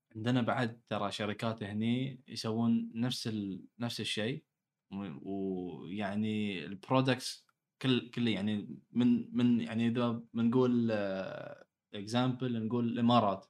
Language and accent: Arabic; Bahrain; أنا كبحريني